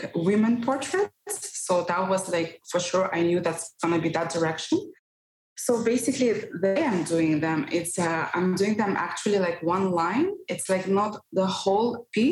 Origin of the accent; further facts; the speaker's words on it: Russia; moved away as an adult; also born or lived in Barcelona; Originally, I'm from Russia